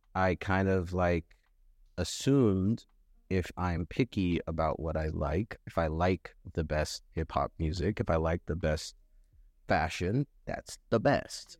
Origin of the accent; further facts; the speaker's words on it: Los Angeles, California, United States; also born or lived in North Hollywood, California; I was born in Van Nuys, but I grew up in North Hollywood for, like, a little bit